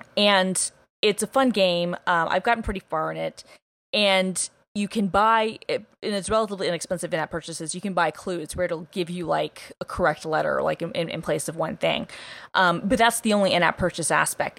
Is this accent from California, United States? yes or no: no; Atlanta, Georgia, United States; I'm like from Atlanta